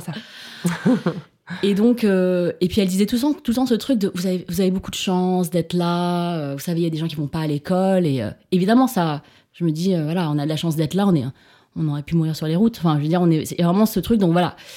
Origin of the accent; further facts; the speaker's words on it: Grenoble, Auvergne-Rhône-Alpes, France; first language Chinese; French is a second language; moved away; also born or lived in Paris; je suis née à Grenoble